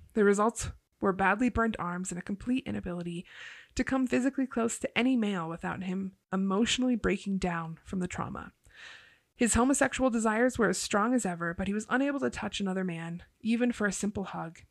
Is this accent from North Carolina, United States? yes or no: no; Ohio, United States; I'm from Ohio